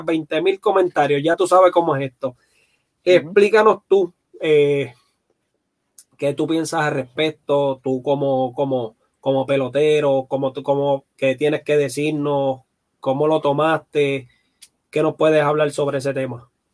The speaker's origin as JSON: {"language": "Spanish", "town": "Guaynabo", "country": "Puerto Rico", "tie": "born or raised there", "said": "yo soy de, natural de Guaynabo"}